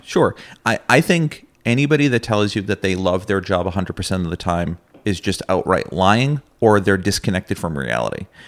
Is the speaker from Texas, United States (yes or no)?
no; Massachusetts, United States; moved away as an adult; now in Plattsburgh, United States; I'm originally from Massachusetts, actually. Uh, moved up to the region to attend SUNY Plattsburgh as an undergraduate.